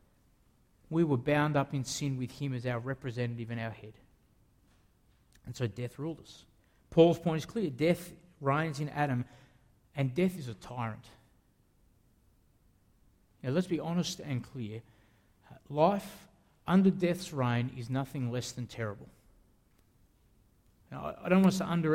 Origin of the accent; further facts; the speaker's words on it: Australia; I'm an Australian